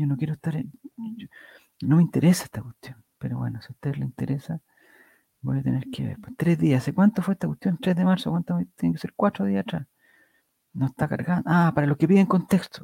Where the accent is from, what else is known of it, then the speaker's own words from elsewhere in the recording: Chile; yo como soy de Chile